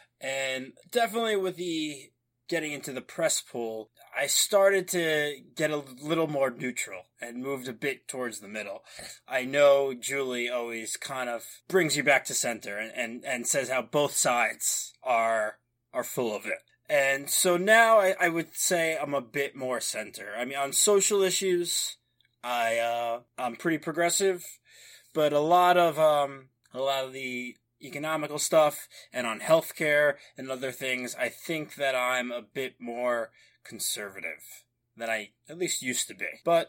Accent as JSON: {"language": "English", "region": "New York", "country": "United States", "said": "I'm from New York."}